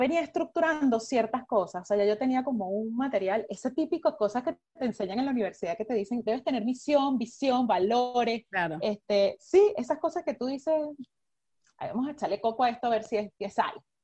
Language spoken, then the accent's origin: Spanish; Venezuela; moved away; nosotros como venezolanos